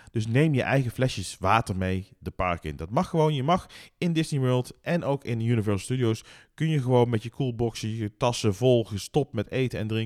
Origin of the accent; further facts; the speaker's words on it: Netherlands; wij als Nederlanders